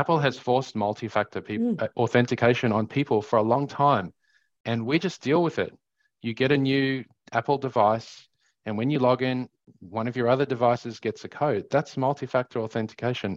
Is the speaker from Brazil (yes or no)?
no; South Africa; now in Australia; growing up in South Africa